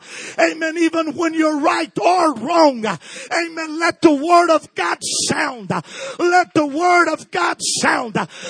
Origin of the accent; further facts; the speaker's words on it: Brazil; I was born and raised in Brazil.